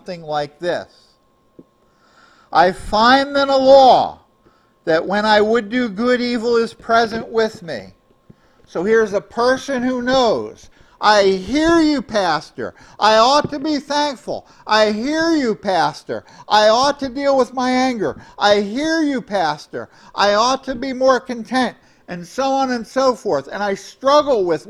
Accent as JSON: {"language": "English", "country": "United States", "said": "I'm an American"}